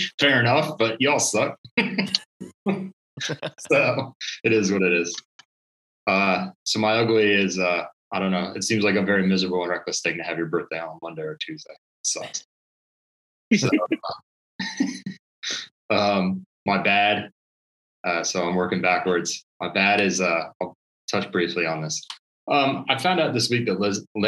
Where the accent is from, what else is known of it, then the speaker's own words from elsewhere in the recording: Maryland, United States; I grew up in Maryland